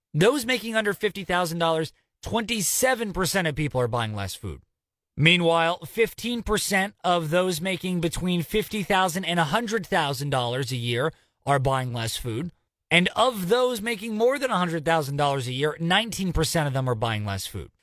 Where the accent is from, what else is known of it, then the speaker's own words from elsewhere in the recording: California, United States; California. My home state